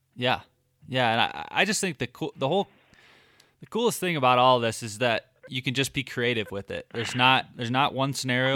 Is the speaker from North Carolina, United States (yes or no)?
no; Michigan, United States; growing up in Michigan, I just never I never hunted from the ground.